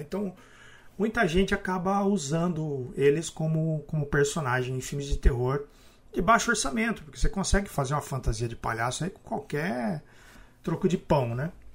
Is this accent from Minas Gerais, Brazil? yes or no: no; Araraquara, São Paulo, Brazil; eu sou de Araraquara